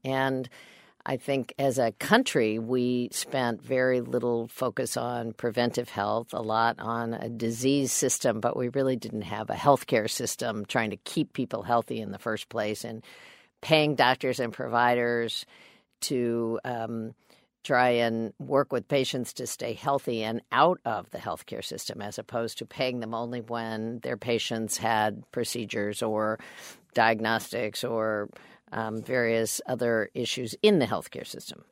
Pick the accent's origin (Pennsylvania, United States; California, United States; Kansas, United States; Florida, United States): Kansas, United States; I'm a Democrat from Kansas